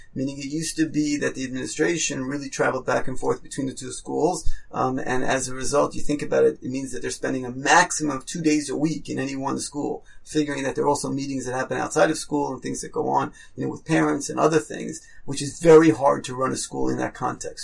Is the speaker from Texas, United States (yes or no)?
no; New York, United States; moved away as an adult; also born or lived in Israel; now in Toronto, Canada; I grew up in New York. Uh, I was a typical New Yorker in many ways